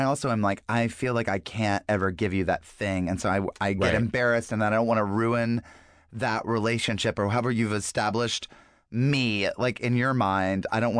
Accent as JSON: {"language": "English", "region": "North Carolina", "country": "United States", "tie": "born or raised there", "said": "my home state of North Carolina."}